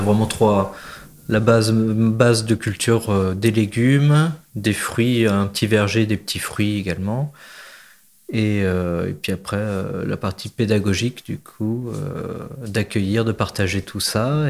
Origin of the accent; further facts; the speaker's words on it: Berry, between Bourges and Sancerre, Centre-Val de Loire, France; also born or lived in Marseille; now in Réquista, France; je suis originaire du Berry, entre Bourges et Sancerre